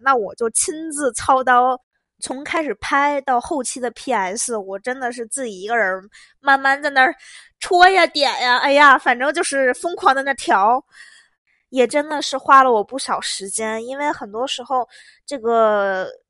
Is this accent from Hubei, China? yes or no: no; Beijing, China; 我是北京人